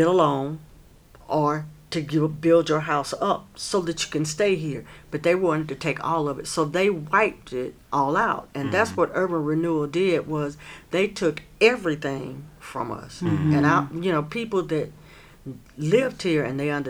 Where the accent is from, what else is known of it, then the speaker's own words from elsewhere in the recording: Asheville, North Carolina, United States; I was raised in Stumptown